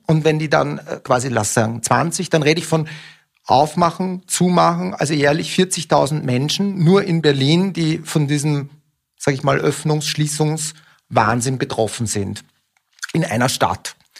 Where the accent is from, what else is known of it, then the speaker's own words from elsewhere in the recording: Austria; now in Germany; ich komme aus einem Land, aus Österreich ursprünglich